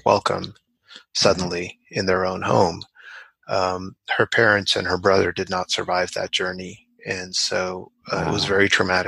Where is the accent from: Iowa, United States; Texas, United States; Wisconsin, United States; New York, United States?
New York, United States; New York City; also born or lived in Chandigarh, Punjab, India; I was born in India and I lived there until I was five in Punjab in a beautiful city called Chandigarh, a planned city, which is unusual in India. And then when I was five, we moved to the Bronx in New York City